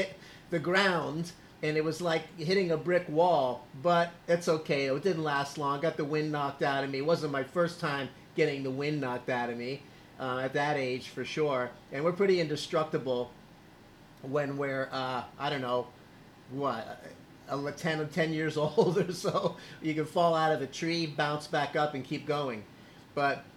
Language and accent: English; Miami, Florida, United States; I was born in Miami